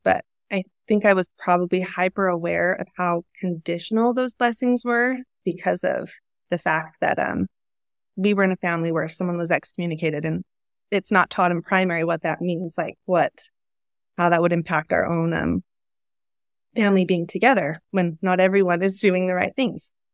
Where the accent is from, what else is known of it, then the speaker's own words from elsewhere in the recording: Utah, United States; I was raised in Utah, definitely in a Mormon bubble